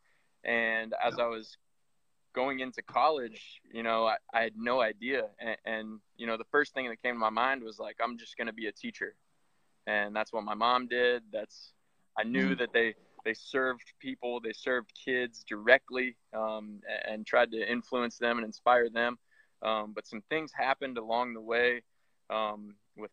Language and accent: English; Iowa, United States; moved away as an adult; now in Columbus, United States; Me and my wife live in Columbus, Ohio, and I'm originally from Iowa.